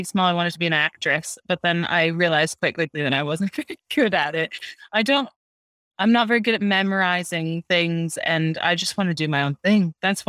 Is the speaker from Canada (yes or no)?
yes; Canada; moved away; So I am from Canada, but I've lived here for just over 9 years.